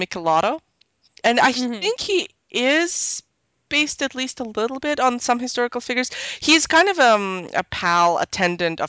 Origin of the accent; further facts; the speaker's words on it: Canada